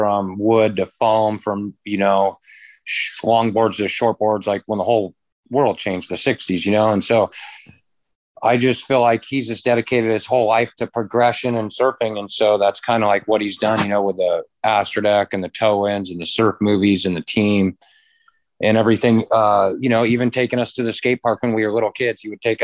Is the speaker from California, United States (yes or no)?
yes; San Clemente, California, United States; moved away as an adult; also born or lived in Capistrano Beach, California / San Juan Capistrano, California; now in Hawaii, United States; I was born in San Clemente General Hospital and grew up in San Clemente and Capo Beach